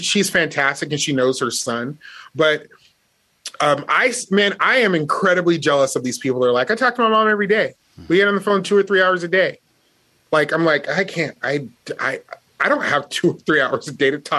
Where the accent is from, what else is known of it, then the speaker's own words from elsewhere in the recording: Las Vegas, Nevada, United States; I grew up in Las Vegas where there were a lot of gangs